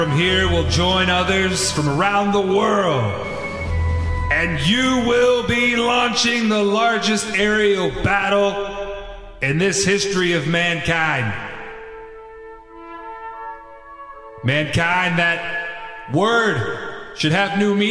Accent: United States; I am proud to be an American

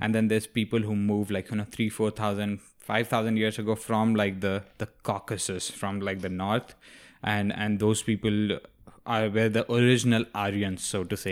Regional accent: India; moved away; I didn't grow up in the Middle East, if you're asking that. I grew up in India.

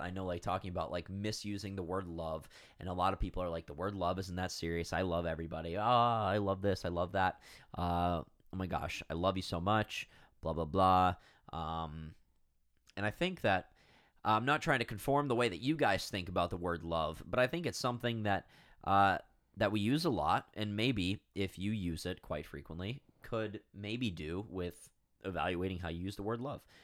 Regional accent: United States; accent: American; our, I don't wanna say ugly, but ugly American accent

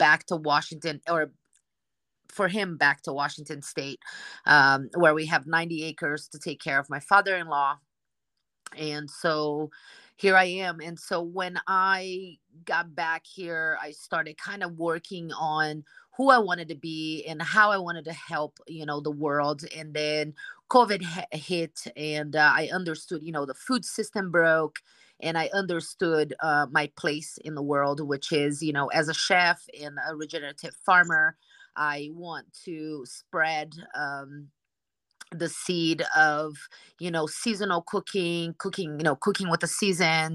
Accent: Brazil; now in United States; I'm originally from Brazil, and I've been in the United States for 19 years now

